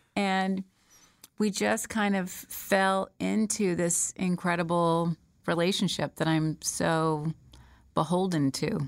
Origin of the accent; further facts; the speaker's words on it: Smyrna, Georgia, United States; I was born and raised in Smyrna, Georgia.